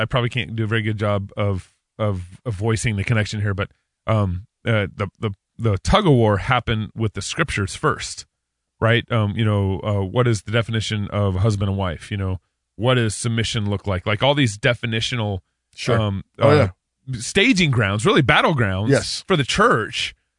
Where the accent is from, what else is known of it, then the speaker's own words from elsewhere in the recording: the South, United States; I'm from the South. There was blacks and whites on both sides of those definitions.